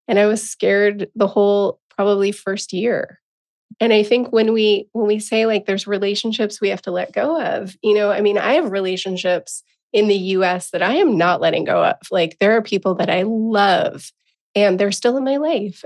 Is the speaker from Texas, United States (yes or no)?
no; Encinitas, California, United States; moved away as an adult; also born or lived in Portland; I'm going back to my hometown of Encinitas, California